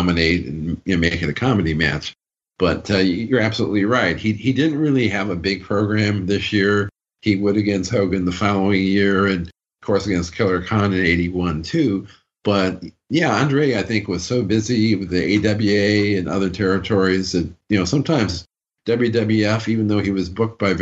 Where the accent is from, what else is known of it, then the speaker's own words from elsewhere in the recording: Binghamton, New York, United States; Binghamton, my hometown